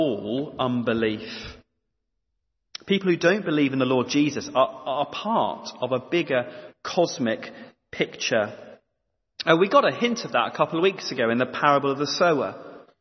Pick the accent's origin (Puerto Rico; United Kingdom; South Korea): United Kingdom; East Anglia, East of England; growing up in East Anglia